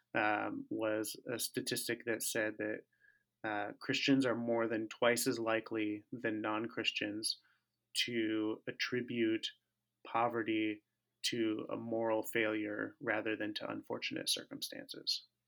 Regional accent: Tempe, Arizona, United States; moved away as an adult; also born or lived in Southern California; now in Minneapolis, United States; I grew up, uh, in Tempe, Arizona

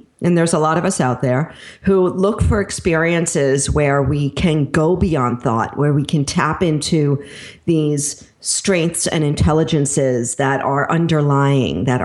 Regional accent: Long Island, New York, United States; moved away; also born or lived in Brooklyn, New York / Pennsylvania; I was born in Brooklyn and then raised on Long Island, went to school in Manhattan. So I'm a true blood New Yorker

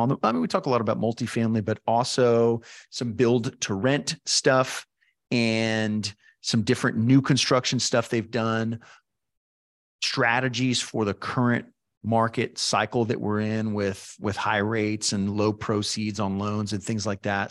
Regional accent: San Antonio, Texas, United States; I grew up in San Antonio

